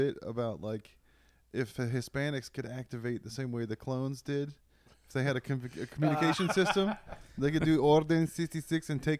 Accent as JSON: {"language": "English", "region": "Virginia", "country": "United States", "tie": "born or raised there", "moved": "yes", "lives_now": "Austin, United States", "said": "growing up in Virginia"}